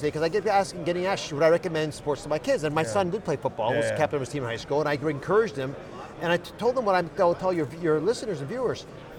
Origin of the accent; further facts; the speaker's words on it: Philadelphia, Pennsylvania, United States; I was born, you know, I grew up in the Philadelphia area